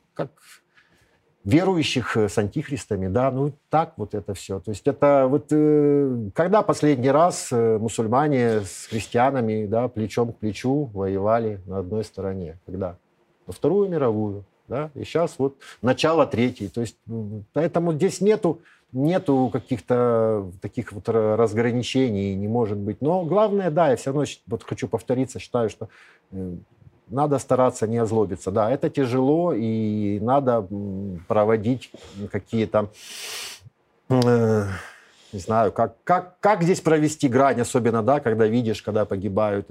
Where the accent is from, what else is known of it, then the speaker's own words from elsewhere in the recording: Kyiv, Ukraine; moved away as an adult; Я не единственный киевлянин